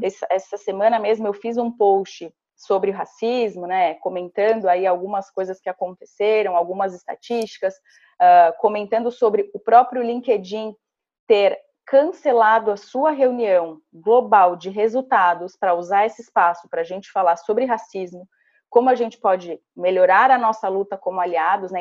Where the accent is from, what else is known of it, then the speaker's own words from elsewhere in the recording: Santa Catarina, Brazil; first language Portuguese; moved away; sou natural de uma cidadezinha de 5 mil habitantes, do interior de Santa Catarina